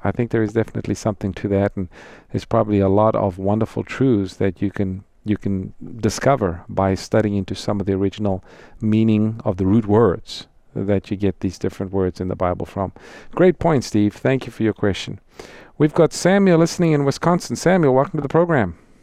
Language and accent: English; South Africa; moved away; I'm from South Africa, grew up there